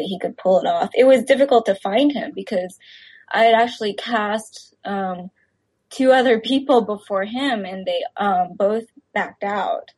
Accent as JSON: {"language": "English", "region": "Texas", "country": "United States", "tie": "born or raised there", "said": "I grew up in Texas uh, with very few other Asian friends"}